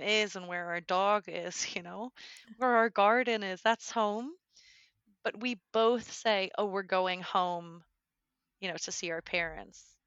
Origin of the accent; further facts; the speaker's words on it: United States; first language English; moved away as an adult; now in Germany; I'm from the U S